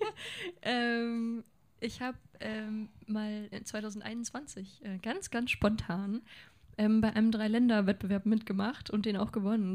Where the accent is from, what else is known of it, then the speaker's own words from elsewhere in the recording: Lengerich, North Rhine-Westphalia, Germany; moved away as an adult; now in Hanover, Germany; Zwischen Münster und Osnabrück bin ich groß geworden